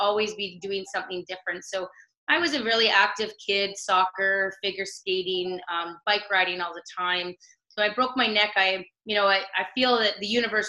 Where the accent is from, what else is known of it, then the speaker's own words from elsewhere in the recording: South River, Ontario, Canada; In a small town near North Bay, Ontario, called South River.